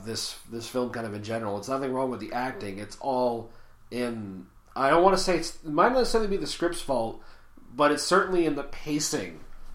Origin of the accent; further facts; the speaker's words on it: Canada; as a Canadian